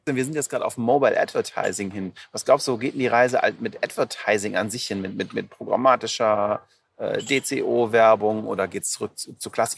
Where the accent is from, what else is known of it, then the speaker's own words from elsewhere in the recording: Aachen, North Rhine-Westphalia, Germany; ich komme aus Aachen